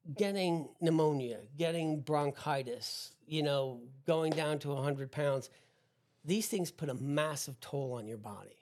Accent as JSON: {"language": "English", "region": "New Jersey", "country": "United States", "tie": "born or raised there", "said": "growing up in New Jersey"}